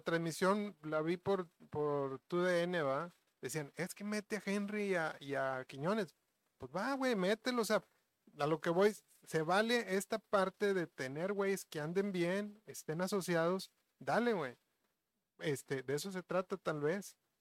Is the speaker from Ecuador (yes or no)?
no; Mexico; sí tenemos cierta mentalidad, güey, este, como mexicanos